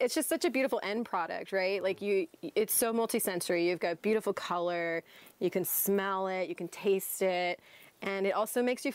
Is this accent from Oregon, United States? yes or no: yes; Southern Oregon, United States; I grew up in Southern Oregon.